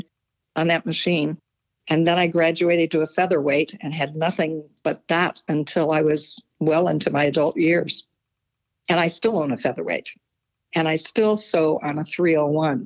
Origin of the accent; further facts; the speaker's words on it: Iowa, United States; moved away as an adult; also born or lived in Davenport, Iowa; I'm a native Iowan. I was born in Davenport, Iowa